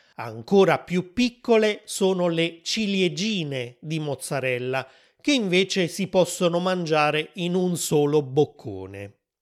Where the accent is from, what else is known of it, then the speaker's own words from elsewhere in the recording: Naples, Campania, Italy; also born or lived in Rome; in Campania, la regione dove sono cresciuto